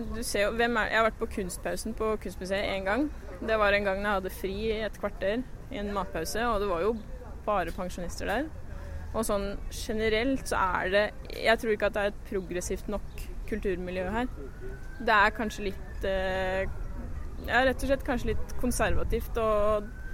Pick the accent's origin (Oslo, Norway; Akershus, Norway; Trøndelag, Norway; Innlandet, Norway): Innlandet, Norway; Lillehammer; moved away as an adult; also born or lived in Aarhus, Denmark; byen, hjembyen min